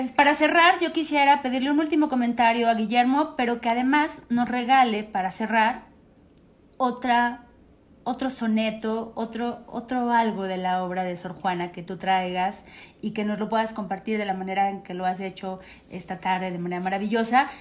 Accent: State of Mexico, Mexico; como mexicanos y particularmente como mexiquenses

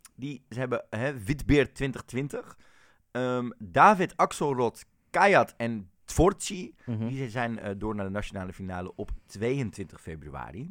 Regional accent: Netherlands; als Nederlanders

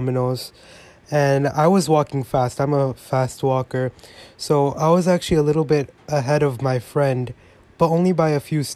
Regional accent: New York, United States; I grew up in New York

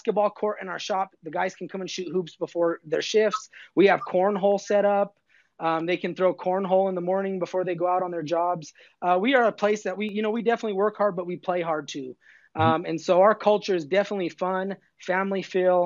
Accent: Southern Colorado, United States; now in Denver, United States; growing up in Southern Colorado

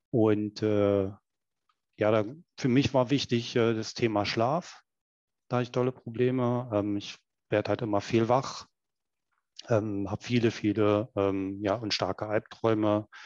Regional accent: Berlin, Germany; accent: Berlin; Wie man hört, ähm, ich komme aus der Ecke von Berlin und ähm, der ist halt auch immer noch sehr stark.

